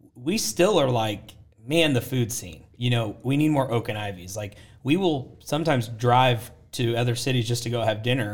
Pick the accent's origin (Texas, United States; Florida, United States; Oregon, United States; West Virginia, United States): Oregon, United States; Portland; moved away as an adult; now in Waco, United States; I grew up in Portland, Oregon is where I'm from